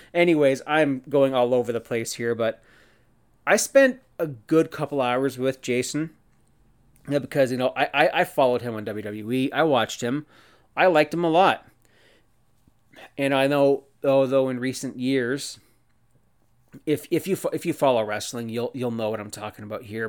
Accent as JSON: {"language": "English", "town": "Cannington", "region": "Ontario", "country": "Canada", "tie": "born or raised there", "said": "my hometown of Cannington, Ontario, Canada"}